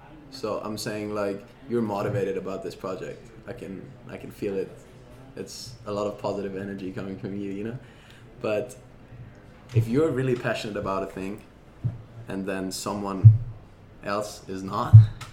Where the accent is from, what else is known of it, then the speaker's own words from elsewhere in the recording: Germany; I'm from Germany.